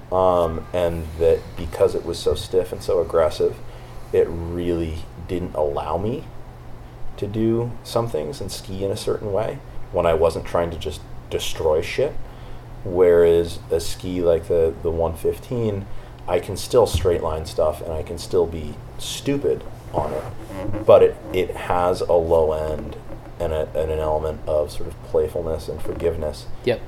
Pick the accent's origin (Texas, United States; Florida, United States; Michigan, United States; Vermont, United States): Vermont, United States; I grew up in Vermont, um, ski racing.